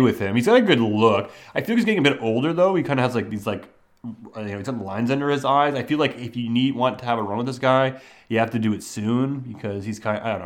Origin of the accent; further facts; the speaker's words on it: Canada; growing up in Canada